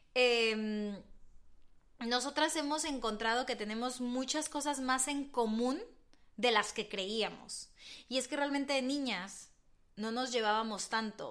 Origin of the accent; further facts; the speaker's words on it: Mexico; now in Madrid, Spain; Somos dos mexicanas que se vinieron a vivir a Madrid